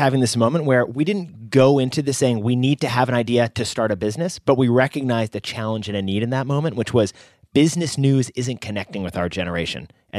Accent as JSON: {"language": "English", "town": "New York City", "region": "New York", "country": "United States", "said": "I was from New York City. the big city. I hadn't seen cows before."}